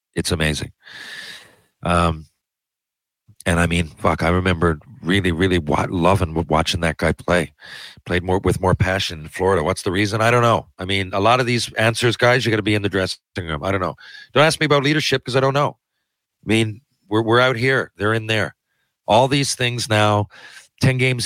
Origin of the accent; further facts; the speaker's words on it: Newfoundland and Labrador, Canada; We're both from Newfoundland